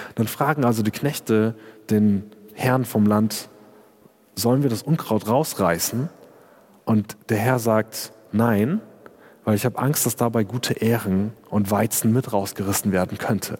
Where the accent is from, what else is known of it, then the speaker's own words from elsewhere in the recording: Germany; ich als Deutscher